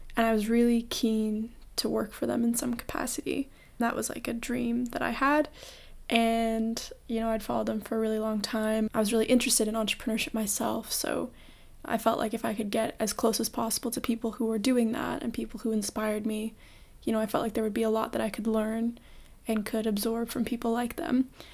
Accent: Toronto, Ontario, Canada; I was born and raised in Toronto

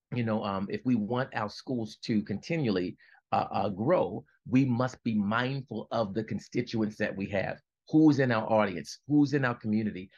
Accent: Baltimore, Maryland, United States; I'm from Baltimore, Baltimore, Maryland

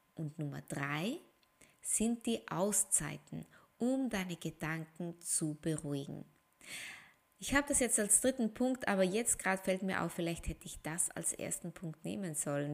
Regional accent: Austria; Ich bin Österreicherin

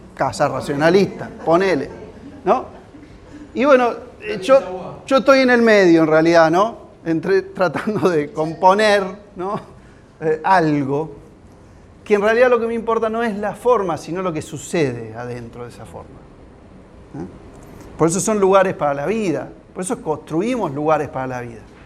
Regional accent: San Andrés de Giles, Buenos Aires Province, Argentina; yo soy de Giles, yo soy de acá

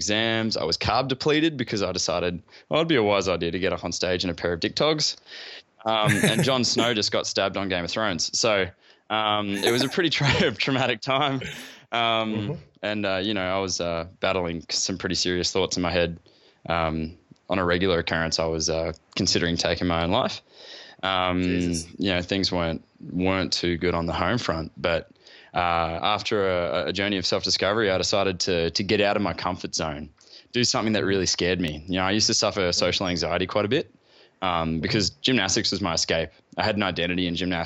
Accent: Gold Coast, Queensland, Australia; I grew up on the Gold Coast in Australia.

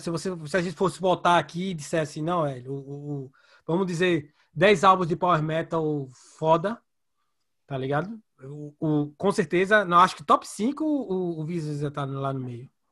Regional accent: Recife, Pernambuco, Brazil; eu de Recife

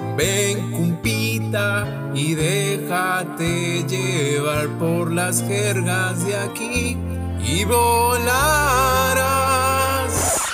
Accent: Piura, Peru; accent: Piuran; los piuranos somos conocidos por tener un habla bien particular. Cuando vamos a algún otro lado del país, tipo Lima, Trujillo, Chiclayo, al toque sacan que somos de Piura por nuestra forma de hablar

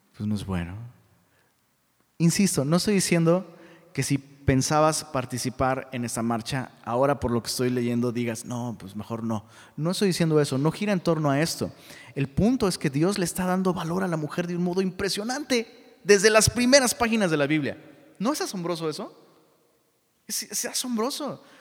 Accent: Taxco, Guerrero, Mexico; mi abuela era eh, maestra de una escuela en Tasco, de donde soy originario

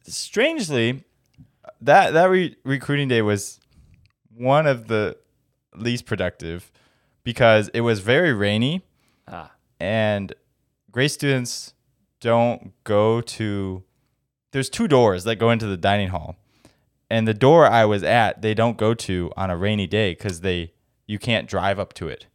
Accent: Indiana, United States; moved away; I'm from Indiana

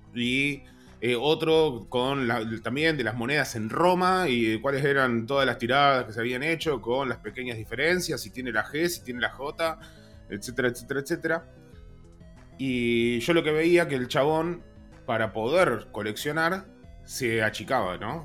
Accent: Zárate, Buenos Aires Province, Argentina; yo soy de Zárate

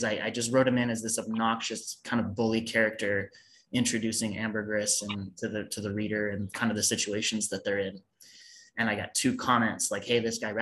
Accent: United States; I'm American.

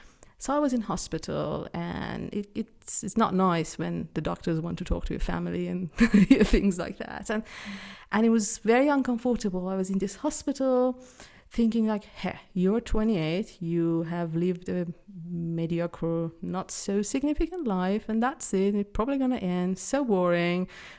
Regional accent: Iran; moved away as an adult; now in Switzerland; I am originally from Iran, but Switzerland has been my home since 2008. I've lived in a number of countries. I live here with my husband somewhere in the Swiss Alps in the middle of nowhere.

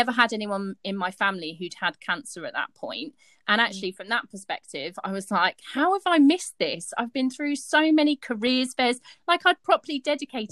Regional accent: Henley-on-Thames, South East England, United Kingdom; moved away as an adult; also born or lived in Sheffield; I've just moved lock, stock and barrel. Up to Sheffield. I come from Henley-on-Thames

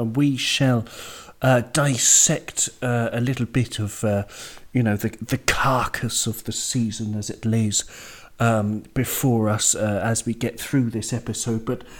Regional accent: Jersey; also born or lived in Wales; But my father was Welsh, and I'm from Jersey, so, you know, that explains, you know, how I got my accent just from BBC TV.

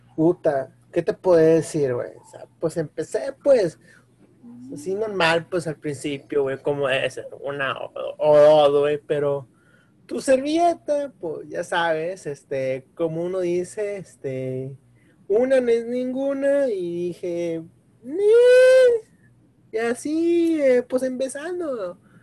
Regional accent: Mexico; como buen mexicano

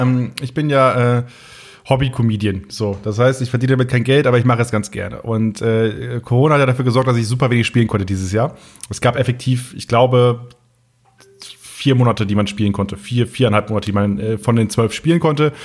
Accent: Möhlenwarf, Lower Saxony, Germany; accent: Plattdeutsch; now in Munich, Germany; ich komme ja aus Möhlenwaff, gebürtig, so heißt das Dörfchen

